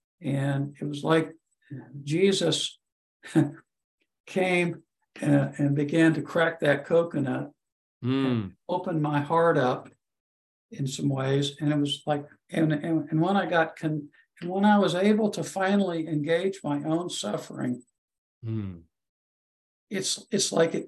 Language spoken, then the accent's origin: English; India; That went back to when I was growing up in India and sent away to boarding school, and the separation from parents